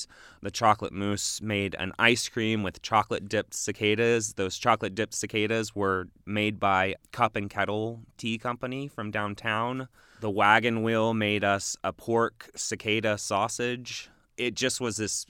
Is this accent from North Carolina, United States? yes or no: no; Texas, United States; now in Bloomington, United States; I grew up in Texas